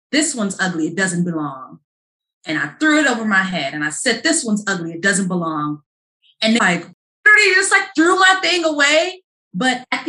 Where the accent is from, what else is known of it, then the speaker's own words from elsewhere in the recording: Chicago, Illinois, United States; moved away as an adult; also born or lived in Ohio; I'm from Chicago